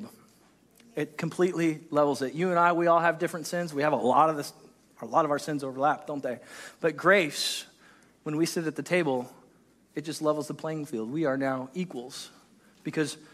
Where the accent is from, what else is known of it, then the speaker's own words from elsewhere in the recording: United States; we're American